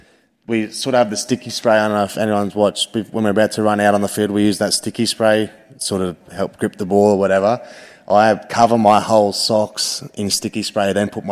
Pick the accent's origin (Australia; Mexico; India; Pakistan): Australia; Penrith, New South Wales; And I come from Penrith, I don't know if anyone lives out that way, but every second person walking around out there is wearing a Penrith jersey.